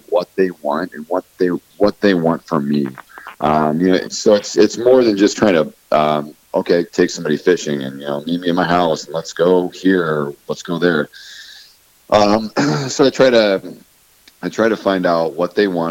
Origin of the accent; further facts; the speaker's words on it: Kendallville, Indiana, United States; moved away; I'm originally from Indiana. Near Fort Wayne area, from a town called Kendaville